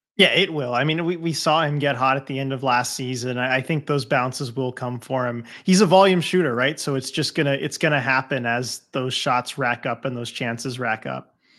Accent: Southern California, United States; growing up in Southern California

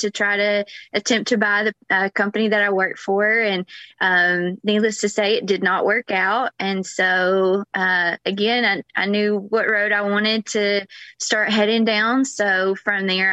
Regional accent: Georgia, United States; moved away as an adult; now in Florida, United States; I'm originally from Georgia, I moved to Florida 11, 12 years ago

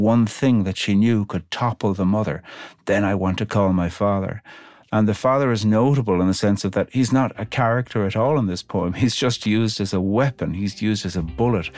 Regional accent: Ireland; I'm Irish

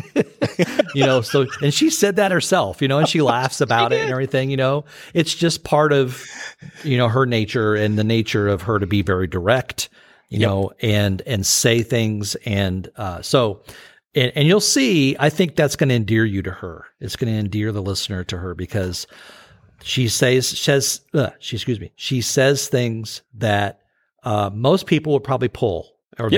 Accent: United States; growing up in the United States

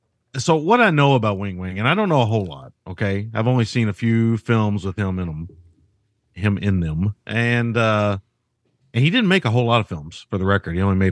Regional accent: Kentucky, United States; yeah, I'm from Kentucky. I'm just going to say little feller.

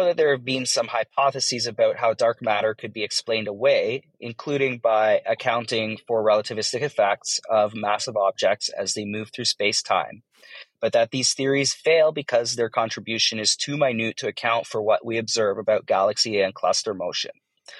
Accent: Toronto, Ontario, Canada; I'm from Toronto, Ontario, Canada, and I have a dark matter question.

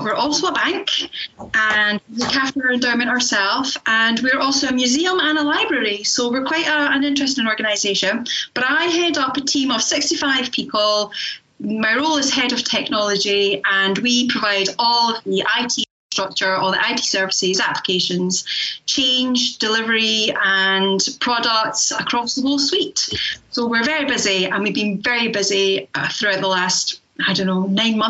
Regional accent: Scotland, United Kingdom; accent: Scottish; I am Scottish, if you can't tell from the accent. I live in Scotland

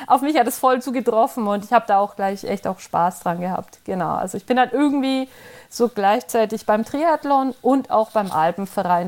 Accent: Middle Franconia, Bavaria, Germany; now in Freiburg, Germany; Ursprünglich komme ich aus Mittelfranken.

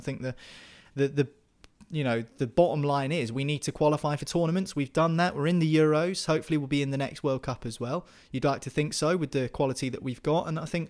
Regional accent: England, United Kingdom; I mean, I'm obviously an Englishman, and I will support the national team during big tournaments

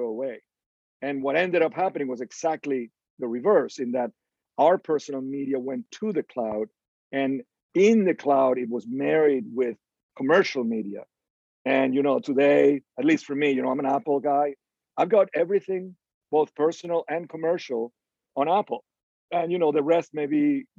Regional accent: Venezuela; moved away; we grew up in Venezuela, and my dad was an electric engineer and ran the operations side of the telephone company for the country

